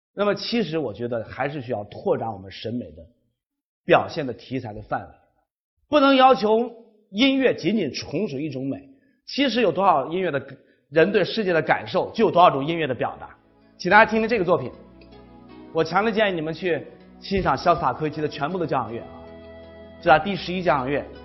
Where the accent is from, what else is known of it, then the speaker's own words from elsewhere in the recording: China; 我们中国人生活在一个文化非常单一、要求统一、要求听话的一个文化环境下